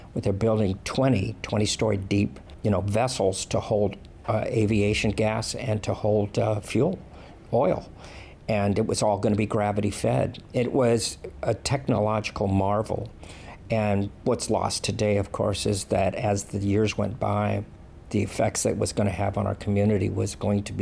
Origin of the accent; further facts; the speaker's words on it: Los Angeles, California, United States; now in Hawaii, United States; I grew up in Los Angeles, so being Mexican-American